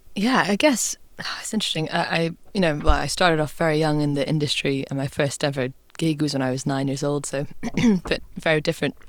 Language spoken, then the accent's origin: English; Scotland, United Kingdom; growing up in Scotland